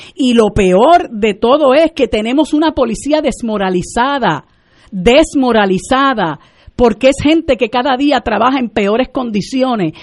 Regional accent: Puerto Rico; nosotros llevamos 121 años de, ser colonia de los Estados Unidos y estamos ya tan colonizados que se nos olvida que nosotros somos un país ocupado

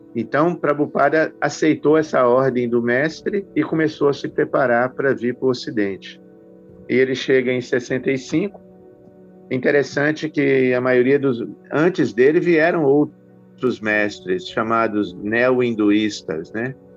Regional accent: Belo Horizonte, Minas Gerais, Brazil; now in Nova Gokula, Brazil; eu sou mineiro né, de Belo Horizonte

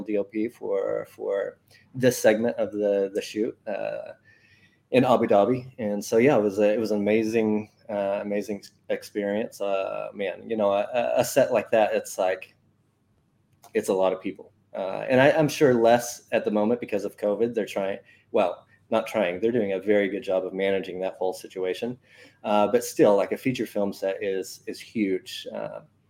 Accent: Oklahoma, United States; moved away as an adult; now in Dubai, United Arab Emirates; I am originally from Oklahoma

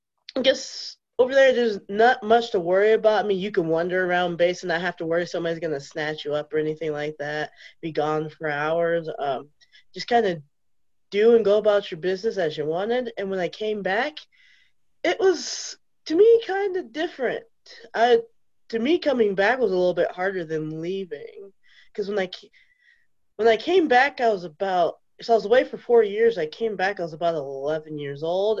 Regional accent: Colorado Springs, Colorado, United States; also born or lived in Landstuhl, Germany / Japan; was in Colorado Springs up until second grade, like first semester, and then I moved to Japan for 4 years

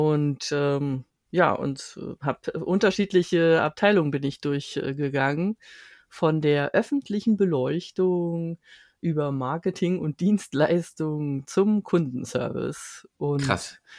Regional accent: Berlin, Germany; ich bin seit meiner Geburt hier in Berlin

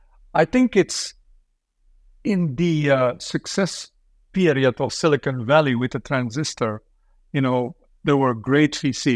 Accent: Flanders, Belgium; English is a second language; of language because I grew up in a country where the language is weaponized. You know

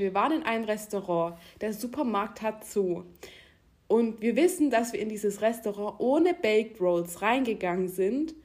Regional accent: Germany; also born or lived in near Baden-Baden; das bin ich als, als Deutsche

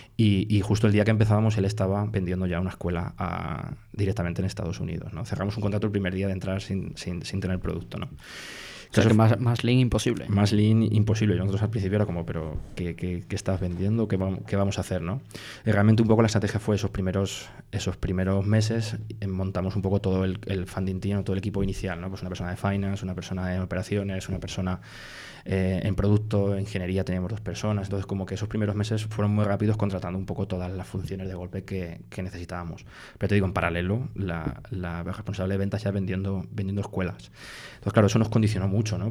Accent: Iniesta, Castilla-La Mancha, Spain; moved away as an adult; now in Madrid, Spain; en mi pueblo en, en Iniesta en, Cuenca de, de, pequeño

